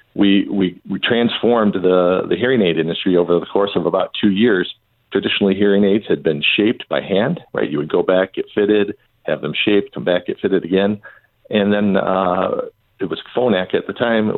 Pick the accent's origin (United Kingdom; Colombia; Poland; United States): United States; Southeast Michigan; I grew up in Southeast Michigan